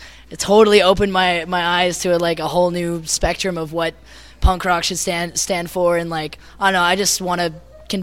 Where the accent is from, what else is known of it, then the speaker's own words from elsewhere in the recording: Orange County, Southern California, United States; now in Idaho, United States; me and Chris are actually from Southern California. We're actually originally from, like, the Orange County area